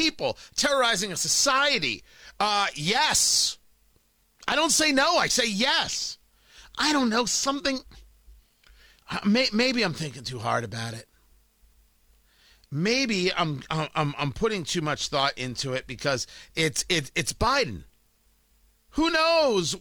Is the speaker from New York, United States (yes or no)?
yes; New York City, New York, United States; I came from Brooklyn.